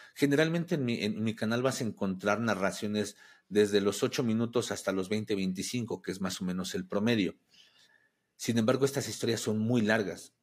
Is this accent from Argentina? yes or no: no; Mexico; soy de México